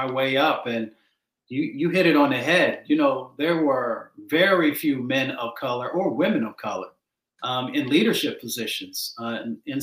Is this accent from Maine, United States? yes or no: no; Detroit, Michigan, United States; also born or lived in West Virginia; I grew up in Appalachia and then I grew up in Michigan and in Detroit.